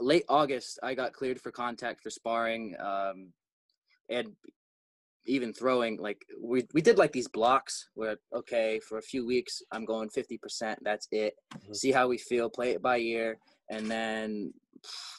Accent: California, United States; moved away; because we're all from California.

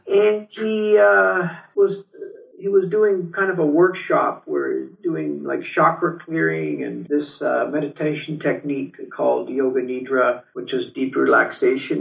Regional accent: Turin, Piedmont, Italy; now in Canada; I was born in Torino, uh, which is in the north

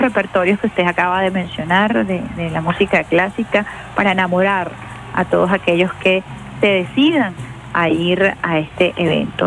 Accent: Venezuela; como venezolana

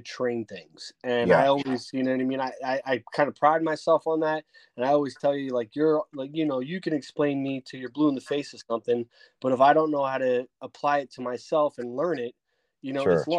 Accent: Bayonne, New Jersey, United States; I grew up in Bayonne, New Jersey

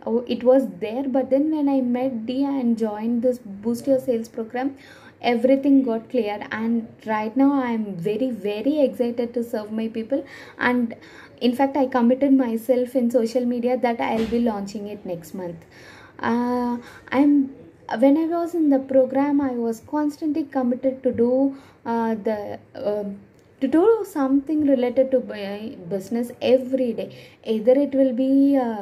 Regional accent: India; I'm from India

